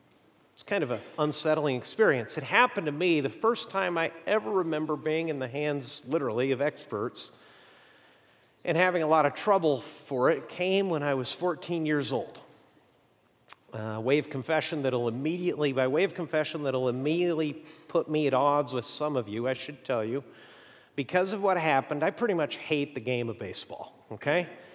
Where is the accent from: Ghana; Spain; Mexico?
Mexico; I grew up in Mexico, and I always went to the local schools, except for one year, I was in a school set up by American missionaries for the children of missionaries.